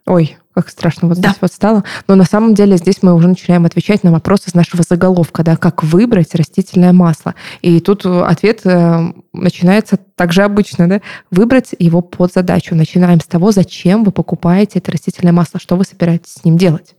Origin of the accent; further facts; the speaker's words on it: Novorossiysk, Krasnodar Krai, Russia; Я сама из Новороссийска, это Краснодарский край